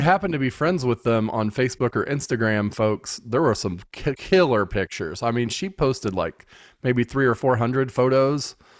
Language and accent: English; United States; I'm an American